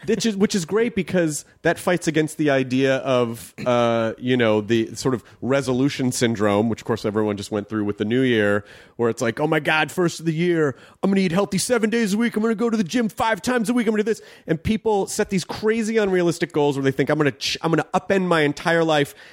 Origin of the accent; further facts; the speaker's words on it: the South, United States; I grew up in the South